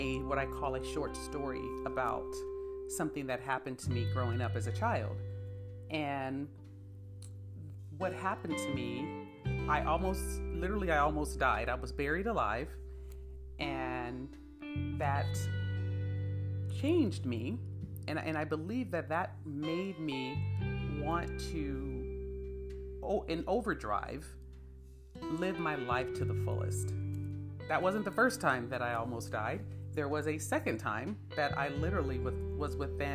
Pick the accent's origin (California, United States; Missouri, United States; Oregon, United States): California, United States; San Bernardino; I come from San Bernardino, where we didn't talk about going to college. We didn't talk about life outside of San Bernardino